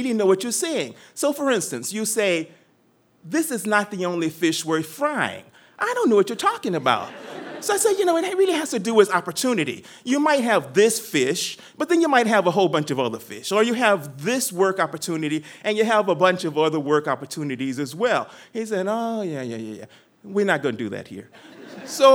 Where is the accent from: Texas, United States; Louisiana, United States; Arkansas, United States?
Texas, United States; I'm from Texas, and we talk loud, long, and we're confident about everything